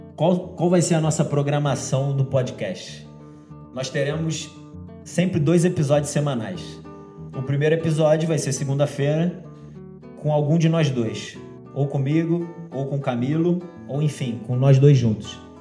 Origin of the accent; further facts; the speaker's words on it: Rio de Janeiro, Brazil; Eu sou carioca brasileiro, né? Mas nascido no Rio de Janeiro, carioca da Gema